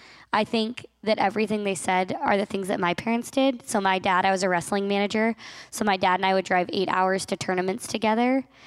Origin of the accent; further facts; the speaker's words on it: Nevada, United States; I'm from Nevada.